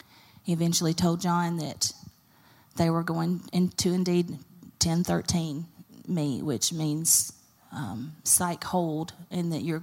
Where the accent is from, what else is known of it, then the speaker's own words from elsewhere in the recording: Carrollton, Georgia, United States; I didn't want to go to Bremen or Carrollton because we've grown up here. I grew up in Carrollton.